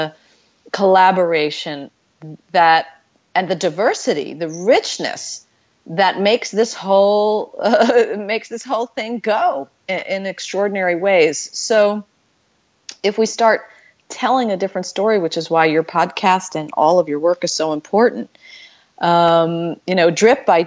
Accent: Florida, United States; also born or lived in New York; When we moved to Florida, it was the very first year of busing

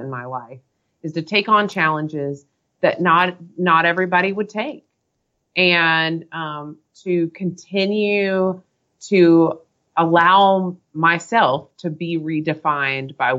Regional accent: North Carolina, United States; I'm from North Carolina

